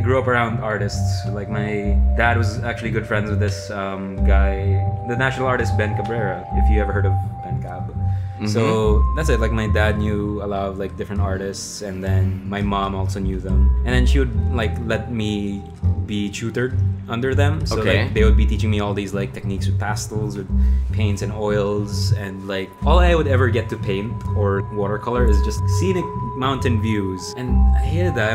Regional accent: Baguio, Cordillera Administrative Region, Philippines; moved away as an adult; now in Manila, Philippines; I grew up in Baguio

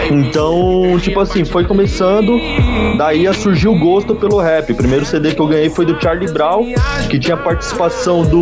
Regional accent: Itaquaquecetuba, São Paulo, Brazil; eu sou daqui de Itaquaquecetuba, São Paulo. Aqui da Zona Leste, finalzão da Leste de São Paulo.

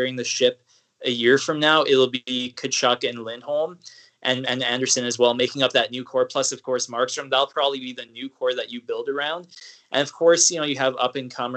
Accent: Edmonton, Alberta, Canada; growing up in Edmonton and being a teenager during that decade of futility

